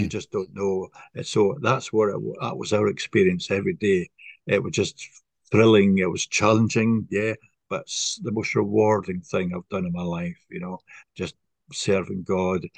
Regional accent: Scotland, United Kingdom; moved away as an adult; also born or lived in east coast of England; now in England; I'm from originally from Scotland, not Ireland.

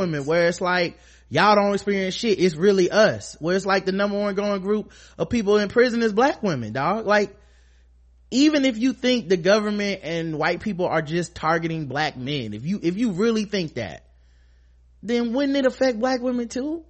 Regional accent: United States; I'm black. I'm American. I'm African American black

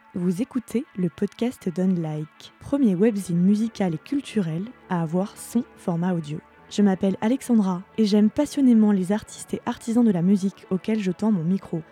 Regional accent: Normandy, France; Je suis normande

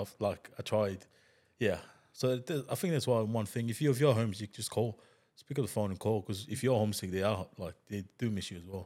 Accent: Tonga; English is a second language; moved away as an adult; also born or lived in New Zealand; when I was a kid, I grew up in Tonga

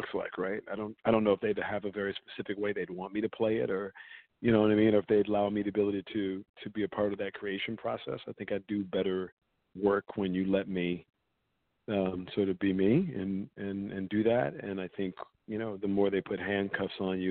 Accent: the South, United States; I'm from the South

